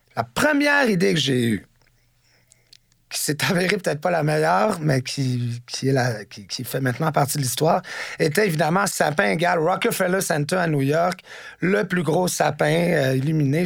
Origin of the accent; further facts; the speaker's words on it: Montreal, Quebec, Canada; also born or lived in Washington, D.C., United States; moi, je suis né à Washington, D.C., euh, aux États-Unis, parce que mon père était correspondant pour la presse à Washington puis euh, à l'âge de 4 ans, je suis arrivé à Montréal et je suis devenu Montréalais. J'ai euh, grandi dans le centre-ville